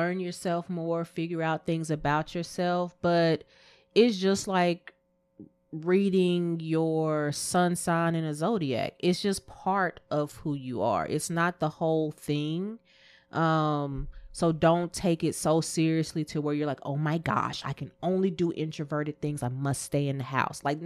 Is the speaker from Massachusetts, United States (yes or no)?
no; Texas, United States; growing up in Texas